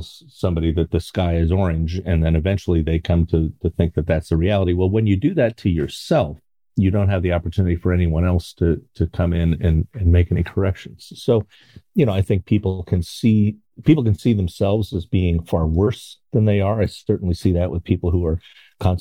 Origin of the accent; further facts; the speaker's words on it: Connecticut, United States; now in Baltimore, United States; I grew up in Connecticut